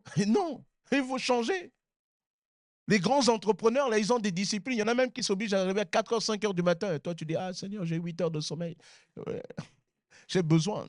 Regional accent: Sarcelles, Île-de-France, France; j'ai grandi à Sarcelles

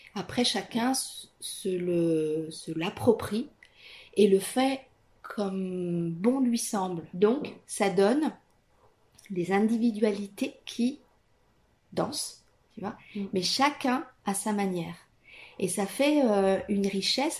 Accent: Italy; French is a second language; moved away as an adult; now in France; Je suis italienne.

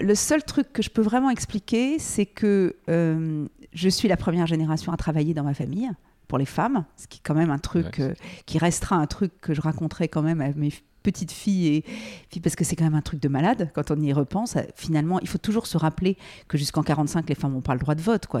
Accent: Paris, Île-de-France, France; moved away as an adult; also born or lived in United States; Je euh, suis née à Paris, euh, mes parents habitaient Paris

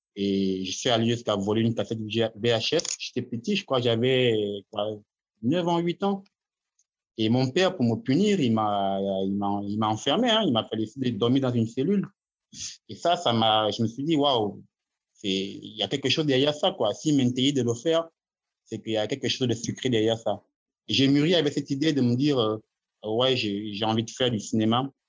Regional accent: Gabon; en tant qu'Africain, en tant que Gabonais

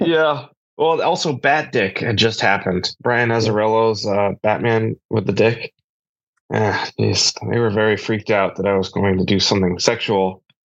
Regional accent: Massachusetts, United States; I grew up in Massachusetts, which is very like liberal.

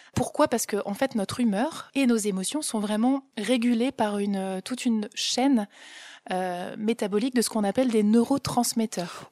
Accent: Ch'ti, Hauts-de-France, France; je suis une pure ch'ti

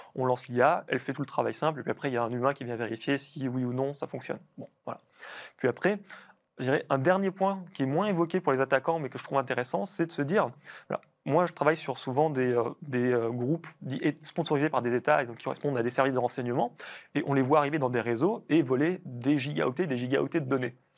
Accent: France; nous, en tant que Français

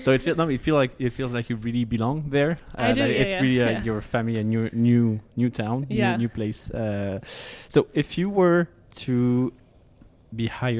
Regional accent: France; accent: French; English is a second language; I'm French from France, so I have a French accent.

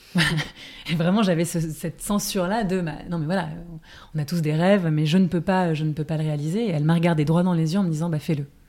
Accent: Paris, Île-de-France, France; j'ai grandi et j'habite à Paris

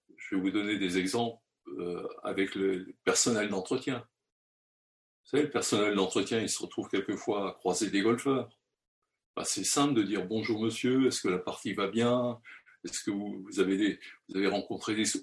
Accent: France; chez nous, en France

